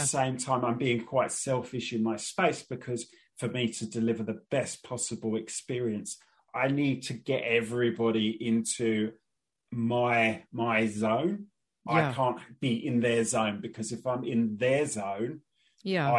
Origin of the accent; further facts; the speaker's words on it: London, United Kingdom; I grew up in Northeast London